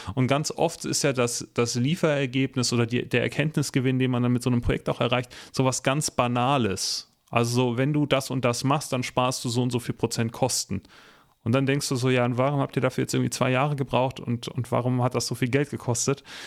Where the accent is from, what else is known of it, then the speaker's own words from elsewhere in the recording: Northern Germany, Germany; ich komme aus Norddeutschland